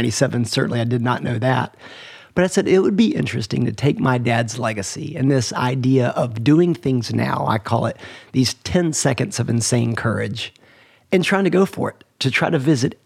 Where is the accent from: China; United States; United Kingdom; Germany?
United States; Atlanta, Georgia; I grew up in Atlanta